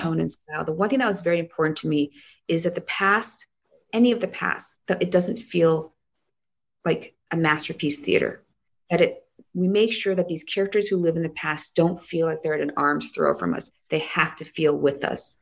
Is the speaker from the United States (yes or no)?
no; South Korea; moved away; shoot half this show in my hometown